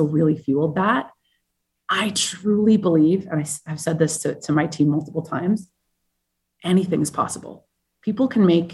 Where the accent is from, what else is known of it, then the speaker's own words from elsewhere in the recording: Vancouver, British Columbia, Canada; also born or lived in Madrid / South Africa / Colombia / California; now in New York, United States; I'm originally from Vancouver, Canada